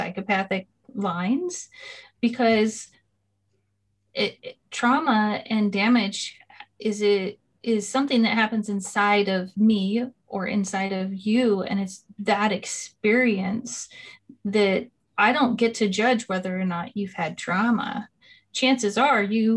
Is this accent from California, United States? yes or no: yes; California, United States; I come from California in the States